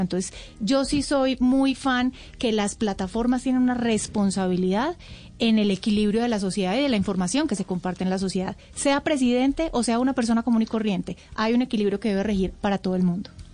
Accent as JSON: {"language": "Spanish", "town": "Medellín", "region": "Antioquia", "country": "Colombia", "said": "Medellín, mi tierrita"}